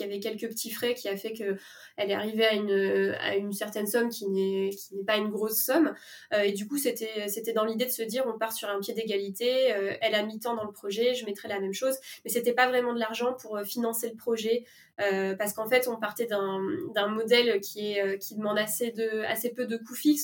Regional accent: La Rochelle, Nouvelle-Aquitaine, France; moved away; also born or lived in Paris; je suis pas originaire de Paris, je viens de La Rochelle

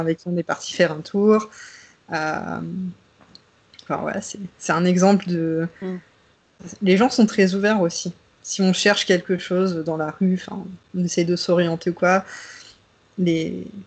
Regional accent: the North, Hauts-de-France, France; moved away as an adult; also born or lived in Paris, France; now in Vienna, Austria; je viens du Nord. donc, je comprends le ch'ti

